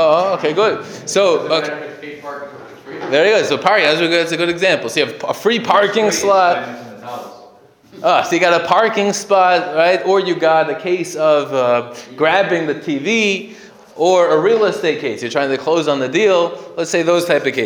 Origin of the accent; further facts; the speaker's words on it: United States; I grew up in America